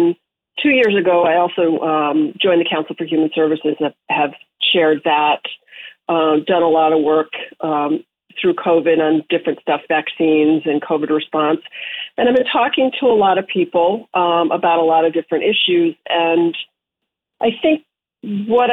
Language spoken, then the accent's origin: English; Connecticut, United States; also born or lived in Vermont; now in Nantucket, United States; since I was a kid in my hometown in Connecticut